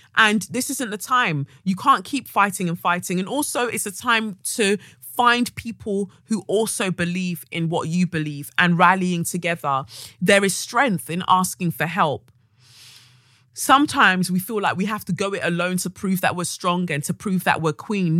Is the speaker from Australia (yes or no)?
no; United Kingdom; our experience as Black British women of Nigerian, you know, of Nigerian heritage